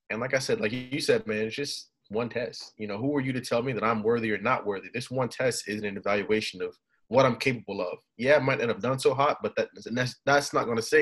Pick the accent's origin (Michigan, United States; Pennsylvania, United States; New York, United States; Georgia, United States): Georgia, United States; Atlanta; You know, I love South Florida. I'm originally from Atlanta. I love Atlanta, but I want to just be far away